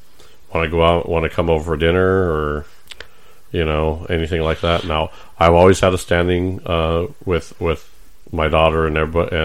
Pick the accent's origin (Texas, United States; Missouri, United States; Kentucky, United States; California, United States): California, United States; San Diego; now in Nebraska, United States; I grew up in San Diego.